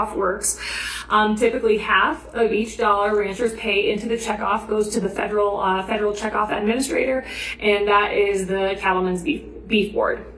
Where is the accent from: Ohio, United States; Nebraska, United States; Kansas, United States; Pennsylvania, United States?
Nebraska, United States; In my home state of Nebraska